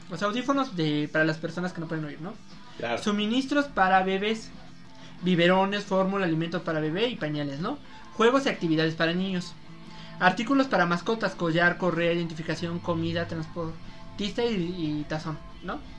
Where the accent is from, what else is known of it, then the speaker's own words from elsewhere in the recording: Mexico; yo soy mexicano. Tengo mi green card.